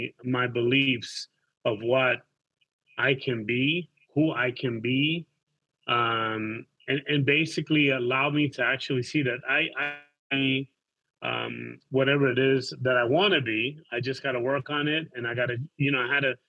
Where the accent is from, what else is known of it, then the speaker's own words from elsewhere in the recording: New York, United States; moved away as an adult; now in Panama City, Panama; I grew up in East Harlem and became a gangbanger